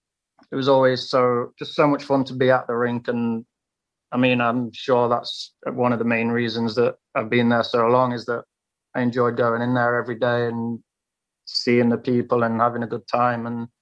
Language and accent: English; United Kingdom; at the minute we're British guys and we want to push each other to elevate our game. So we've got a good group here in Nottingham